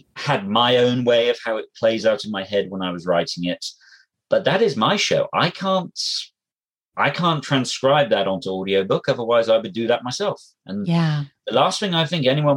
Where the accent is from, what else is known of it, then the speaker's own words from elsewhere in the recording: England, United Kingdom; I'm English.